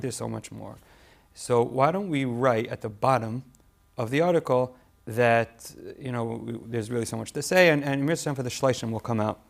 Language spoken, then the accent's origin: English; Toronto, Ontario, Canada; moved away as an adult; also born or lived in Cincinnati; I grew up in Toronto um, lived there until I got married